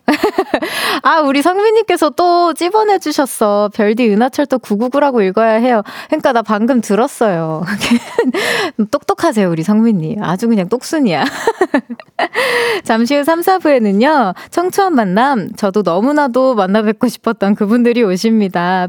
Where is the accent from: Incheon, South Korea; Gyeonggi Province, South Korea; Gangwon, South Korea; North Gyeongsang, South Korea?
Gyeonggi Province, South Korea; Yongin; also born or lived in Seoul; 전 태어난 건 사실 서울인데 네, 네. 용인에서 좀 오래 살았어요